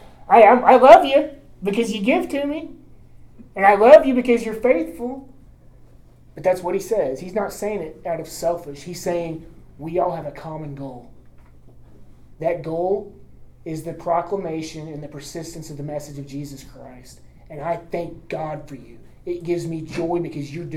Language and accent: English; Enid, Oklahoma, United States; When I was growing up in the Southern Baptist Church in Enid